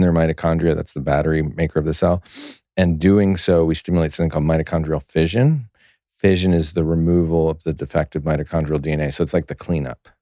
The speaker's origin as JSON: {"language": "English", "country": "United States"}